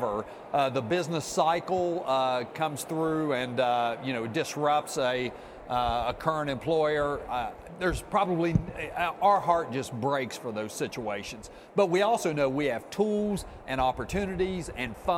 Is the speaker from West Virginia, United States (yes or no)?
yes; Jackson County, West Virginia, United States; I'm from Jackson County